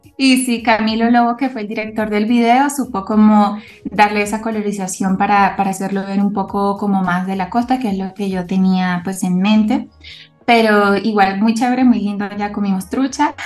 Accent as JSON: {"language": "Spanish", "town": "Caracas", "region": "Capital District", "country": "Venezuela", "tie": "born or raised there", "moved": "as an adult", "lives_now": "Bogotá, Colombia", "said": "Yo soy venezolana, nací en Caracas, estudié en Caracas"}